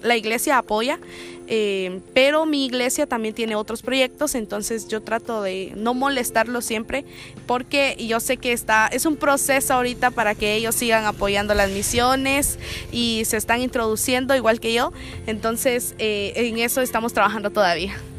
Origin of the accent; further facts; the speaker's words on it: Guatemala; soy de Guatemala